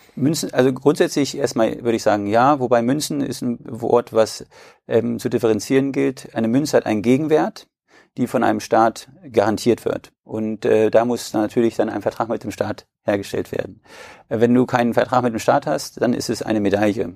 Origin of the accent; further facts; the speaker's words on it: Braunschweig, Lower Saxony, Germany; ich komme aus Braunschweig und führe in vierter Generation den größten Versandhändler für Edelmetallprodukte der Welt.